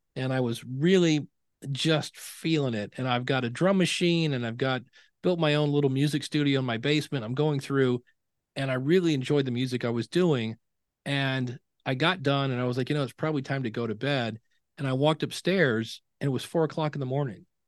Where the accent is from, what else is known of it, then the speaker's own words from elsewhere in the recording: Akron, Ohio, United States; I grew up in Akron, Ohio. I'm actually right now back in the house I grew up